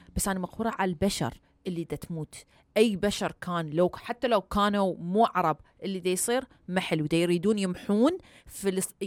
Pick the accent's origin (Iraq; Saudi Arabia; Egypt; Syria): Iraq; now in United States; انا عراقيه مسلمه